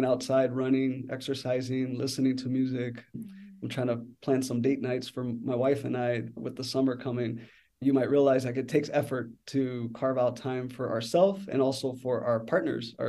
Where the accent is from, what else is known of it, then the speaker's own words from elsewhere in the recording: San Antonio, Texas, United States; now in Chicago, United States; I grew up in San Antonio, Texas. So I'm a proud Tejano